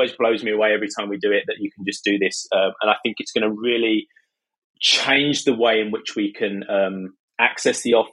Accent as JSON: {"language": "English", "country": "United Kingdom", "also_born_or_lived": "near London", "accent": "British", "said": "As you can tell from my accent, I'm British. I live in the UK, just outside London"}